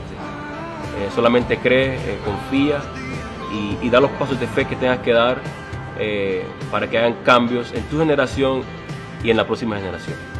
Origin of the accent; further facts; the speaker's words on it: Cartagena, Bolívar, Colombia; Crecí en una comunidad en Colombia llamada San Francisco, en la ciudad de Cartagena.